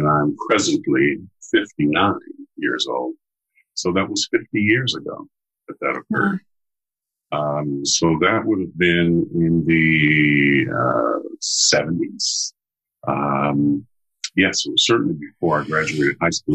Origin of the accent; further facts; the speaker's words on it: United States; I am an American of African descent